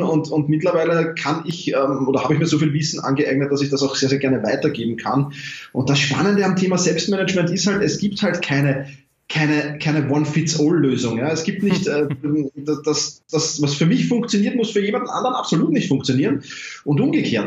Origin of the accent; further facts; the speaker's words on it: Vienna, Austria; ich komme aus Wien